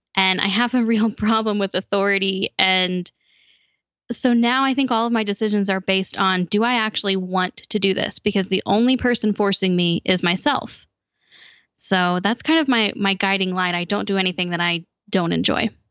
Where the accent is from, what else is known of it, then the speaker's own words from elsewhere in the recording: Indianapolis, Indiana, United States; moved away; I actually grew up in the capital city of Indiana.